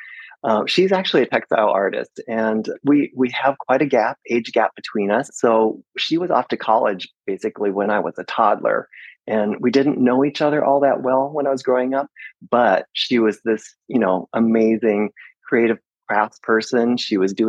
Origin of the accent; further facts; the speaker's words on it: Iowa, United States; moved away as an adult; also born or lived in Seattle, Washington; now in Sequim, United States; I grew up in Iowa, and during college, I moved to Seattle, Washington, and lived there for 35 years